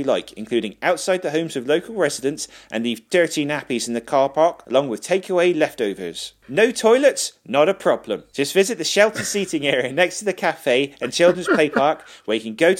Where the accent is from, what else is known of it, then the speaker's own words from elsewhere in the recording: Plymouth, South West England, United Kingdom; Ben and I grew up in Plymouth.